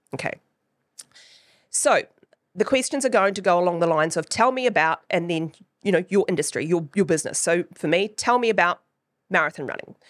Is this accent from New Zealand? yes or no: yes; New Zealand; accent: Kiwi; my Kiwi accent